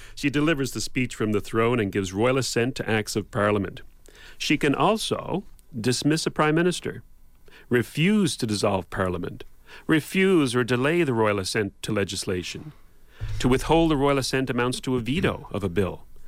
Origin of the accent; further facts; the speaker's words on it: Canada; the Canada I was born into